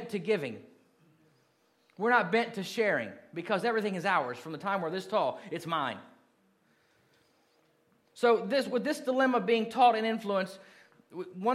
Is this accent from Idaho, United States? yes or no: no; Kentucky, Indiana, United States; moved away as an adult; When I was 12, we moved from Kentucky to Indiana, and I lived there until I went in the Marine Corps